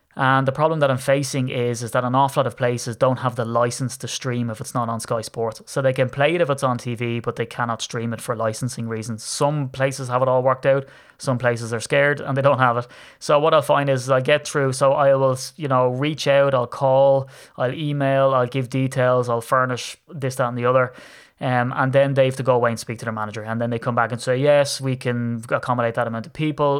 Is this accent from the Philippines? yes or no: no; Ireland; accent: Irish; you can tell that I'm Irish. So, I'm in Ireland